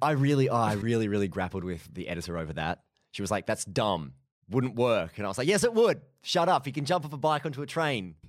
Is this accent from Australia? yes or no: no; Mansfield, East Midlands, United Kingdom; came up to Mansfield, you know, my hometown